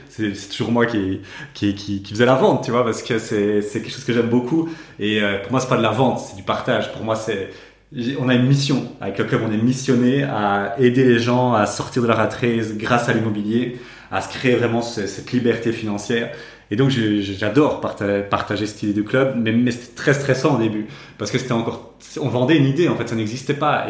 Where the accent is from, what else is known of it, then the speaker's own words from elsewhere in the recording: Namur, Wallonia, Belgium; nous on vient de Namur